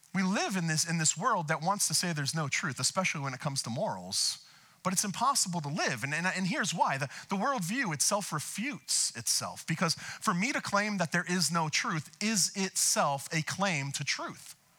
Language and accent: English; outside of Boston, Massachusetts, United States; now in Camarillo, United States; I'm from uh, Boston, outside of Boston.